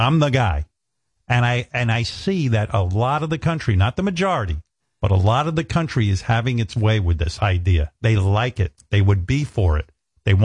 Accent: United States; I grew up in America. I love America

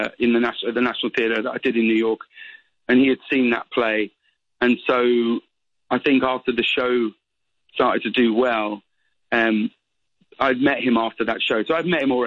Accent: United Kingdom; I'm still British

